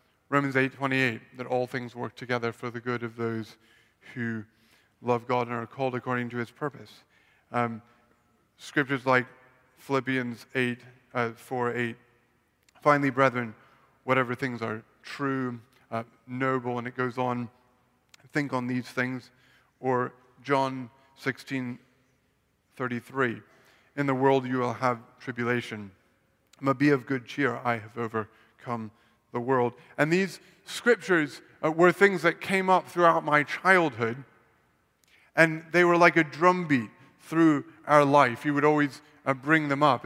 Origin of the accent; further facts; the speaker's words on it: Blacksburg, Virginia, United States; I grew up in Blacksburg, Virginia, not too far from here